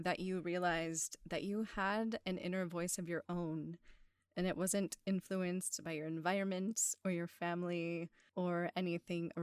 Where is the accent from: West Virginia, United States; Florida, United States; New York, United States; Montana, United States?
West Virginia, United States; I grew up in West Virginia